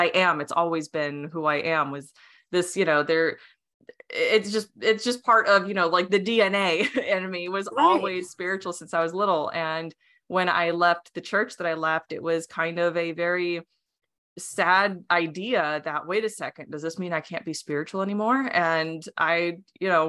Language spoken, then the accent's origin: English; Arizona, United States; first language Romanian; English is a second language; I was raised in Arizona